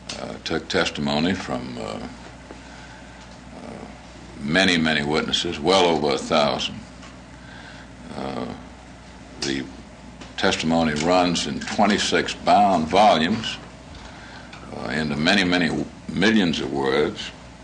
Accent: Deep South, United States; I come from the Deep South

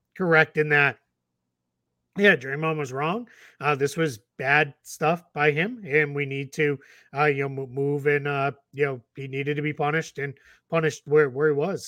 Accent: Boston, Massachusetts, United States; growing up in Boston

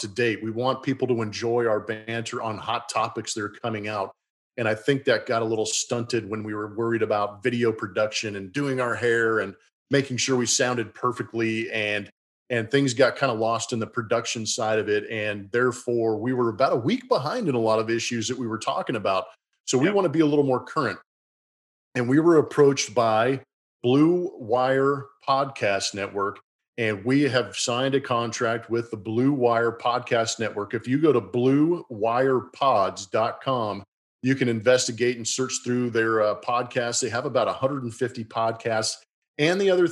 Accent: California, United States; now in Houston, United States; I'm a Californian who moved to Houston

